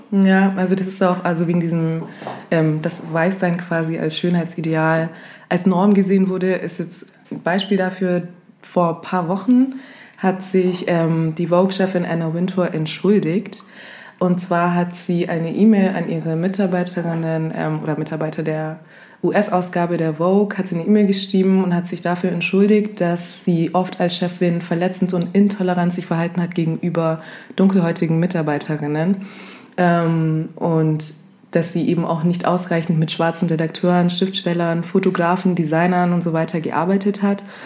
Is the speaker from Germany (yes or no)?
yes; Augsburg, Bavaria, Germany; Bin dann in die Drogeriemärkte gegangen, hier bei uns in Augsburg